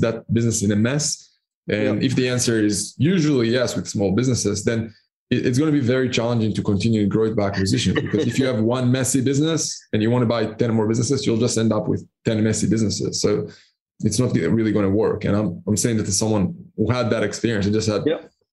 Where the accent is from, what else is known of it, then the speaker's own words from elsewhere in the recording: Israel; moved away as an adult; also born or lived in Panama; now in Cyprus; I'm originally from Israel, and I started my first business at the age of 16, 17